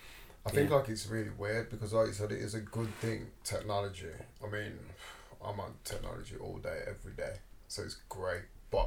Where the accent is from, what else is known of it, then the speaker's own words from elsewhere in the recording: United Kingdom; Now, I am British, you know, and my dad is British.